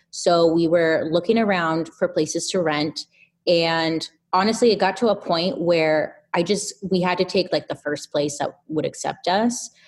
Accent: Inland Empire, Southern California, United States; the Inland Empire, Southern California

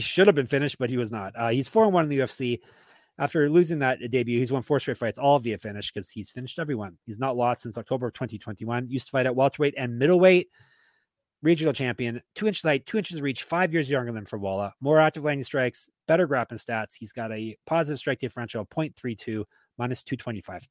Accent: Canada; I'm Canadian.

